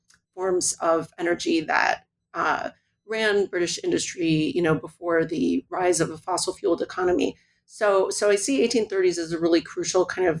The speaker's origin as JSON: {"language": "English", "town": "Milwaukee", "region": "Wisconsin", "country": "United States", "tie": "born or raised there", "said": "So I grew up in Milwaukee, Wisconsin, and spent a lot of time up in the UP as a child in this mining community."}